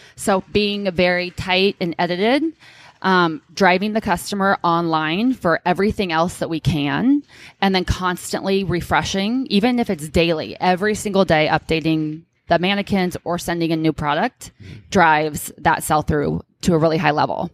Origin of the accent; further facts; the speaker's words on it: Orange County, California, United States; now in Bay Area, United States; I'm born and raised in Orange County originally